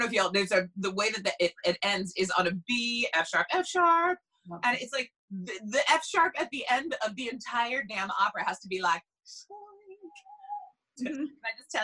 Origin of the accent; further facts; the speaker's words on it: Long Island, New York, United States; now in New Jersey, United States; I'm from Long Island